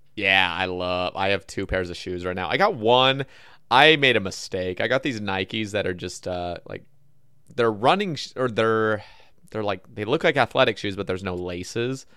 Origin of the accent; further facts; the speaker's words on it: Oregon, United States; I grew up in Oregon